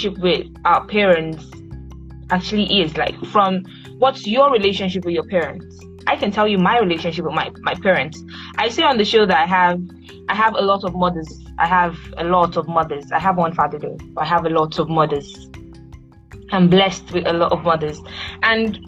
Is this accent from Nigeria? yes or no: yes; Nigeria; I'm a Nigerian, a proud one